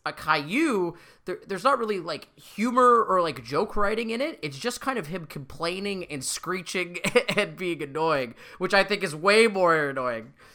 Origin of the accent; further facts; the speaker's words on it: Canada; we're Canadian